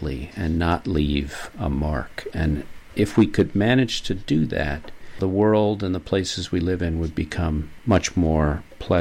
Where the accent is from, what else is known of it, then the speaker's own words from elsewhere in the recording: New York, United States; now in Maine, United States; As a New Yorker